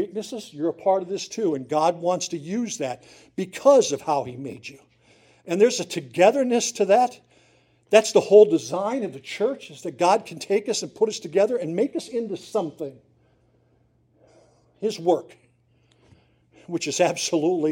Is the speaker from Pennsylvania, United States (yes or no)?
yes; Susquehanna County, northeastern Pennsylvania, United States; I grew up in Susquehanna County